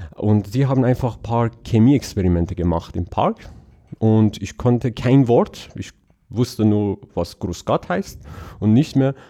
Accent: Iran; German is a second language; moved away; ich bin in Iran aufgewachsen

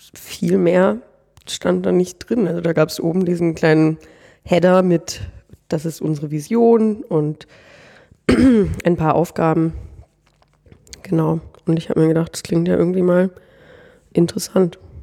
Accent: Northern Germany, Germany; moved away as an adult; now in Austria; ich komme eigentlich aus Norddeutschland, da bin ich aufgewachsen

